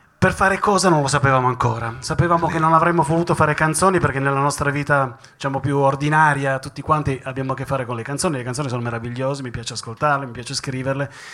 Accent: Turin, Piedmont, Italy; noi torinesi

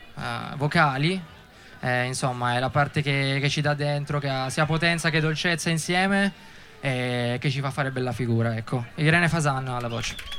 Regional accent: Settimo Torinese, Piedmont, Italy; also born or lived in Volpiano; noi siamo di settimo

